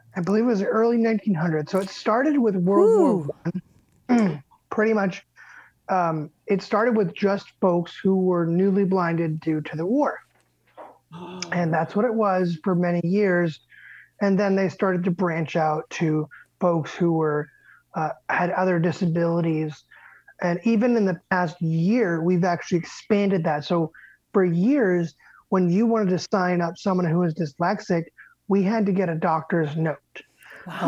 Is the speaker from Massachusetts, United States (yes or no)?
yes; Medway, Massachusetts, United States; I grew up in Medway, Mass